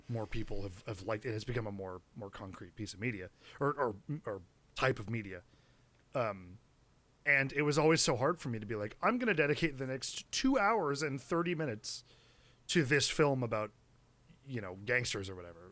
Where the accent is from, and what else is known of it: United States